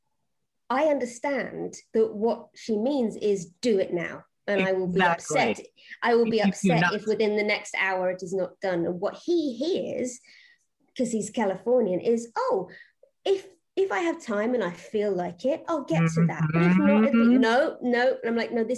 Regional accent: United Kingdom; now in United States; being British in America

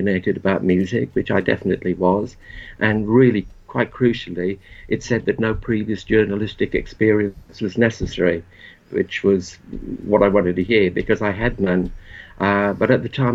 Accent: Port Talbot, Wales, United Kingdom; moved away; I grew up in a small town in South Wales. It was a steel town called Port Talbot.

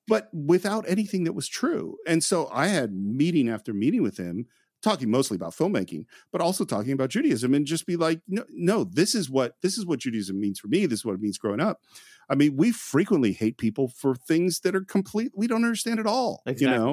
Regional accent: Bay Area, California, United States; growing up in the Bay Area

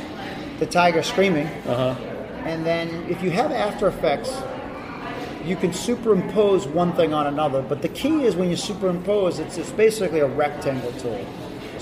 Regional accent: Whitman, Massachusetts, United States; Grew from where I lived in Whitman

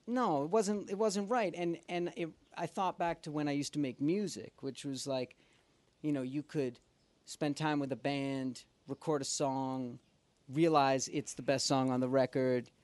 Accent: Boston, Massachusetts, United States; moved away as an adult; also born or lived in New York; now in Los Angeles, United States; originally I'm from Boston

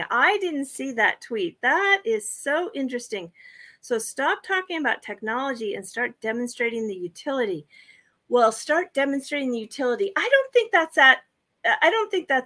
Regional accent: United States; now in Japan; I'm I'm still an American citizen, but I have you know permanent status here in in this country.

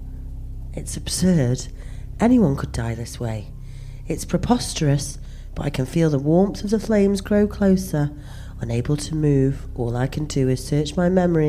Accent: Stoke-on-Trent, West Midlands, United Kingdom; I'm from Stoke-on-Trent

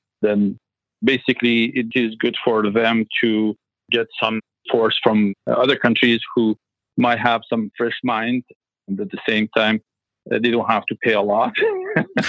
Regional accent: Iran; English is a second language; moved away as an adult; now in Vancouver, Canada; I'm originally from Iran. Yeah, I studied architecture in Iran and in Tehran.

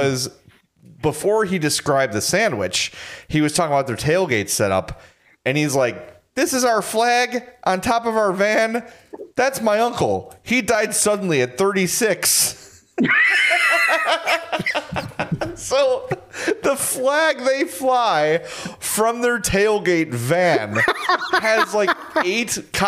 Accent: Chicago, Illinois, United States; accent: Chicago guy accent; my Chicago guy accent

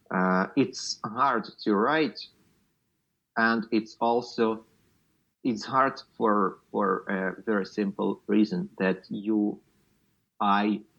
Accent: Luhansk Oblast, Ukraine; moved away; I'm from Luhansk region, uh, which is just unreachable right now, and I'm not sure when and if ever I will go back.

